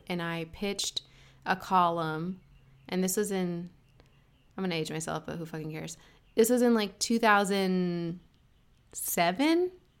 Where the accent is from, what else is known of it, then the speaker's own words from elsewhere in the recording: Arcadia, California, United States; also born or lived in San Fernando Valley, California; Born and raised, all started Southern California. Arcadia